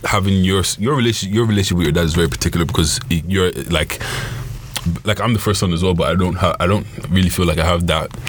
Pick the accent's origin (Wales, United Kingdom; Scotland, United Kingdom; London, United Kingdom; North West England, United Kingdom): London, United Kingdom; first language Yoruba; English is a second language; also born or lived in Nigeria; we moved from Nigeria, we moved to London, so we're in school, and I was in school in London for everything.